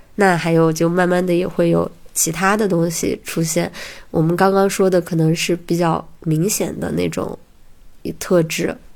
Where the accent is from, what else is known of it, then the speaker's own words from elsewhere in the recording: a county town in Hunan, China; moved away as an adult; also born or lived in Beijing; 我是在大学之前一直生活在湖南的一个县城里面